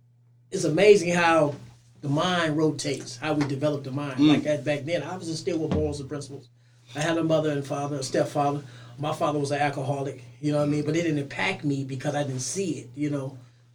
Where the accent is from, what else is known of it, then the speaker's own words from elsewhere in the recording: Oakland, California, United States; also born or lived in Richmond, California; My mother stayed in Richmond, but I grew up in North Oakland.